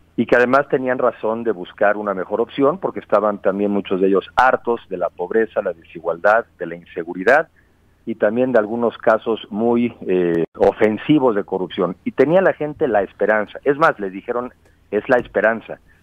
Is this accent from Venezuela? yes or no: no; Mexico; somos los mexicanos